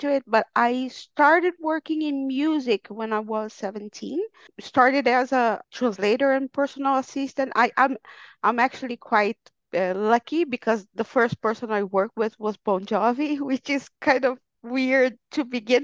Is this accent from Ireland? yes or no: no; Brazil; moved away; I am Brazilian. I was born in Brazil, but I haven't lived in Brazil for over 20 years now.